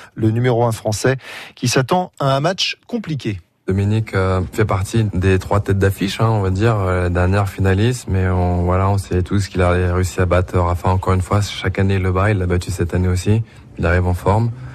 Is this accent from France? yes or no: yes; Burgundy, Bourgogne-Franche-Comté, France; je suis de la Bourgogne